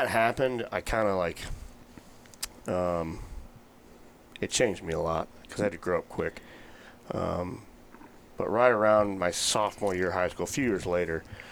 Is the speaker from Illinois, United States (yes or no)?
yes; Edwardsville, Illinois, United States; I grew up in the St. Louis area, about an hour east on the east side in Illinois